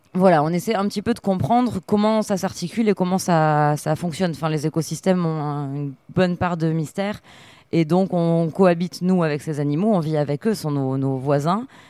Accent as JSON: {"language": "French", "town": "Arcachon", "region": "Nouvelle-Aquitaine", "country": "France", "tie": "born or raised there", "also_born_or_lived": "Cap Ferret peninsula, France", "lives_now": "Andernos-les-Bains, France", "said": "j'ai grandi à Arcachon"}